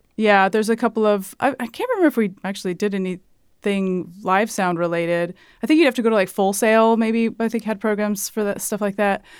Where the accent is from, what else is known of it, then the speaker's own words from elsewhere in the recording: Hayward, California, United States; moved away as an adult; also born or lived in Washington State; now in New York, United States; I was on the West Coast, uh, California and Washington State